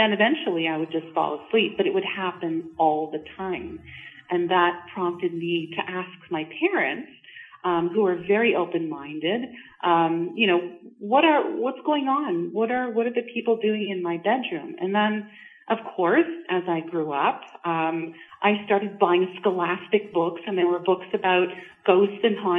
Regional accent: Montreal, Quebec, Canada; now in Georgina, Canada; I'm not actually from Ontario. I'm from Montreal.

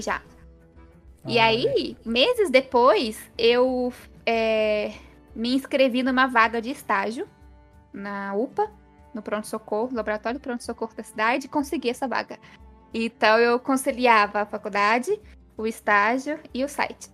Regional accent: Passos, Minas Gerais, Brazil; accent: mineiro; moved away as an adult; now in Fortaleza, Brazil; Eu sou do interior de Minas, dá para ver pelo meu sotaque

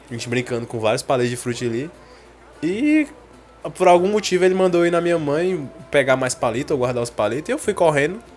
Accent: Icaraí, Brazil; Uma moreninha eu comia muito lá no Icaraí. Lá no, no, tem um condomínio, né? Que eu cresci lá no Icaraí. Na minha, todas as minhas férias eu ia pra lá.

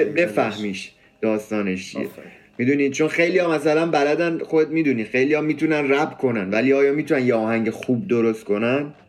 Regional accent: Iran; now in United States; من مثلا تو ایران به دنیا اومدم بزرگ شدم دیگه خب وقتی میام آمریکا خب قاعدتا یه ذره اون لحجه رو دارم

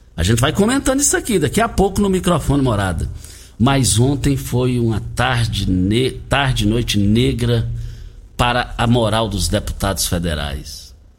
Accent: Rio Verde, Goiás, Brazil; do Douradinho, do quilômetro 6, saída para Itumbiara, onde nós nascemos, fomos criados ali, bem pertinho da cidade

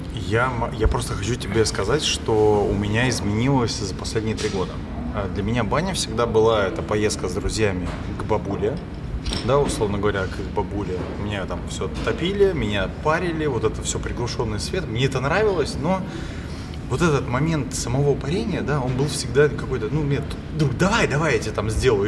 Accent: Pushkin, Saint Petersburg, Russia; я вообще из Питера, но я из Пушкина

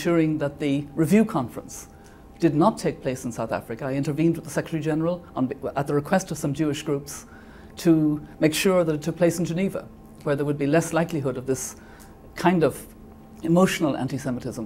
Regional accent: Ireland; moved away as an adult; now in New York, United States; It's a second home to me as an Irish person.

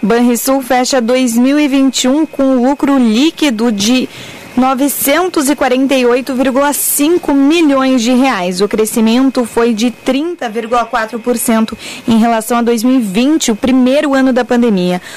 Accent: Florianópolis, Santa Catarina, Brazil; accent: manezinho; moved away as an adult; now in Porto Alegre, Brazil; eu sou de Florianópolis, bah, minha vida inteira. Eu sou de Floripa, eu vim a Porto Alegre fazer faculdade de jornalismo

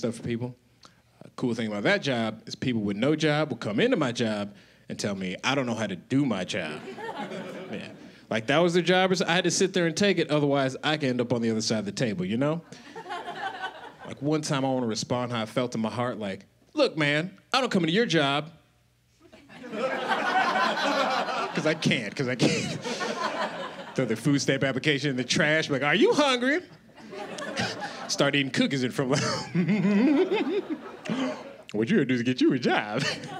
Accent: Colorado, United States; now in Los Angeles, United States; I live in Los Angeles now. I'm originally from Colorado.

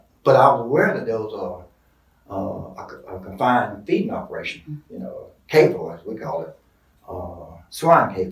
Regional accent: Duplin County, North Carolina, United States; I was born and raised here in Duplin County

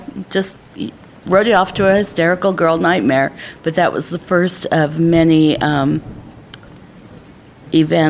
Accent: Martinez, California, United States; I'm from Martinez, California.

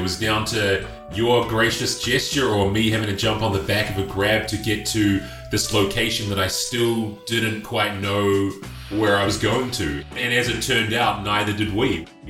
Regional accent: Auckland, New Zealand; moved away as an adult; also born or lived in Cleveland, Ohio, United States; now in Ho Chi Minh City, Vietnam; Yeah, I'm from New Zealand originally. I grew up in Auckland, New Zealand. Before I moved over here, I was completing grad school in Cleveland, Ohio.

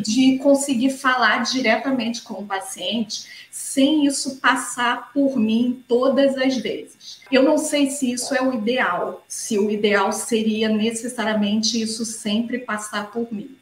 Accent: Rio de Janeiro, Brazil; Eu sou do Rio de Janeiro, minha formação médica, faculdade, residência toda foi feita aqui no Rio

